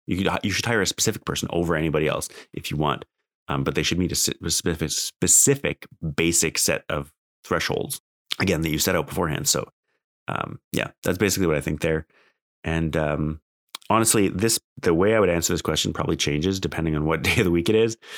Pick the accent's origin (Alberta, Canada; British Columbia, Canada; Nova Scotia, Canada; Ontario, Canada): Alberta, Canada; I grew up in Alberta